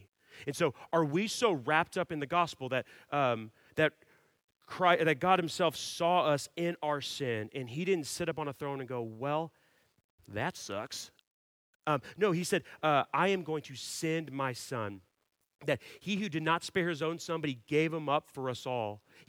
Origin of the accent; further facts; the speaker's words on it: Dallas, Texas, United States; I grew up in Dallas, and my main sport was hockey.